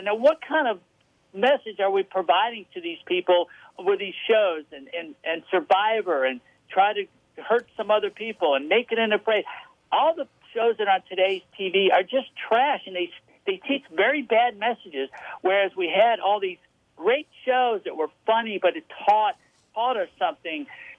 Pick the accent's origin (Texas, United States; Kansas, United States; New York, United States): New York, United States; Rochester; I grew up in Rochester, New York.